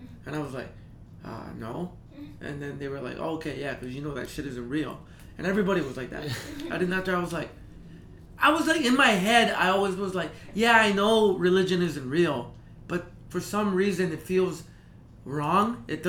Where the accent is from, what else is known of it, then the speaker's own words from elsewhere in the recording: Calgary, Alberta, Canada; moved away as an adult; also born or lived in El Salvador; now in Toronto, Canada; Calgary. I grew up in Calgry.